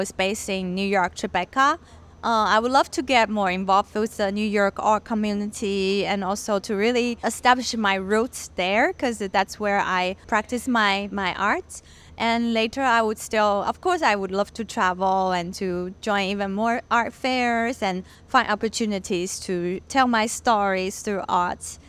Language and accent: English; Taiwan; moved away as an adult; also born or lived in Los Angeles, United States / California, United States; I was born in LA because my parents um, went to study and work in the US and and then they brought me back to Taiwan um, when I was little. But then I grew up in Taiwan and stayed until I graduated from college and moved back to California